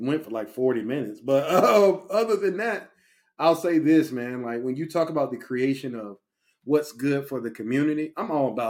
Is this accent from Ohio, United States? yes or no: no; Virginia, United States; I'm from Virginia, everybody.